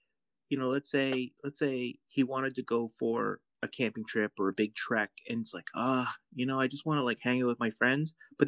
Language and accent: English; Canada; Plus we're Canadian. So, we got our weak Canadian money compared to theirs.